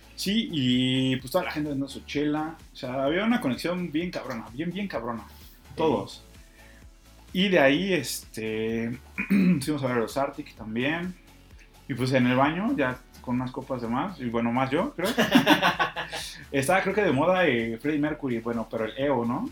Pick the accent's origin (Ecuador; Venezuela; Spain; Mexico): Mexico; Mexico City; como buen chilango